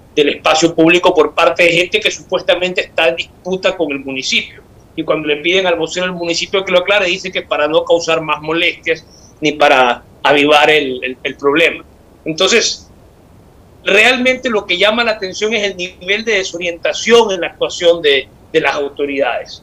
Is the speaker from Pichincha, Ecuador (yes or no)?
no; Guayaquil, Guayas, Ecuador; como guayaquileño